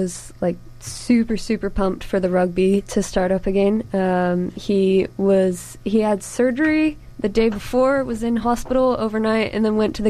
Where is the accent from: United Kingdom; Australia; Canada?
Canada; moved away; I'm very Canadian.